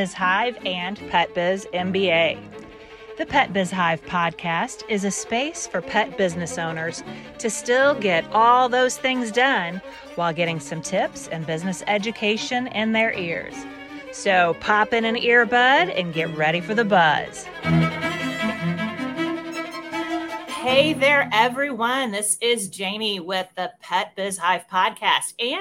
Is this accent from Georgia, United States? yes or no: no; Missouri, United States; I'm from Missouri, born, raised, and have not left yet.